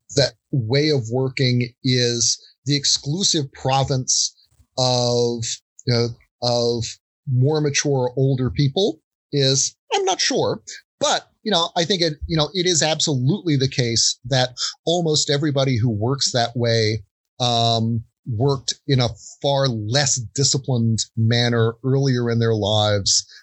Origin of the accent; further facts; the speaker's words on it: United States; growing up in the States